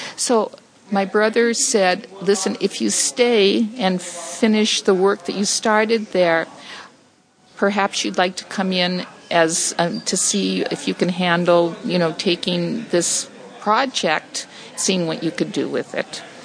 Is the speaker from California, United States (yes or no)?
yes; Los Angeles, California, United States; also born or lived in Silver Lake, Los Angeles; I grew up in Echo Park